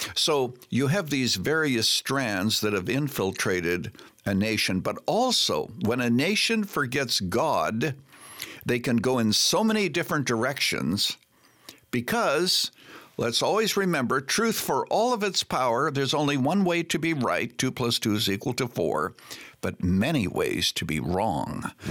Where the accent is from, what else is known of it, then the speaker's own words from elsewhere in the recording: Canada; moved away as an adult; now in United States; I was born and raised in Canada, became an American citizen